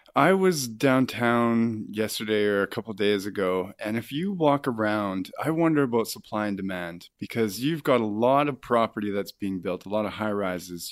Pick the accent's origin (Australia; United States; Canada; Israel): Canada; Kamloops, British Columbia; moved away as an adult; now in Vancouver, Canada; I'm sort of from Kamloops. I spent my formative years there. I went to high school and elementary school there